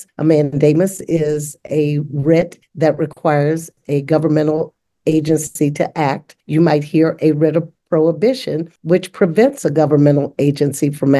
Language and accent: English; West Virginia, United States; moved away as an adult; now in Columbus, United States; I grew up in segregation in West Virginia